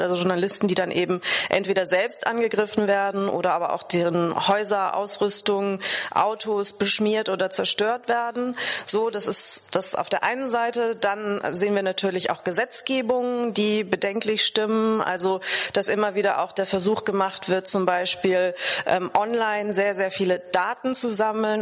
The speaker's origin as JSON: {"language": "German", "country": "Germany", "said": "bei uns in Deutschland"}